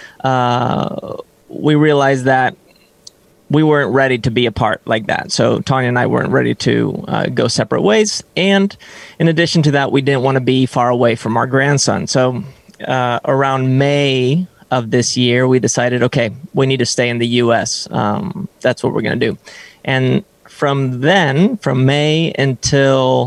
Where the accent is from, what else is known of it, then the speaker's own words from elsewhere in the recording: Sweden; also born or lived in San Francisco, United States; now in United States; I'm Swedish.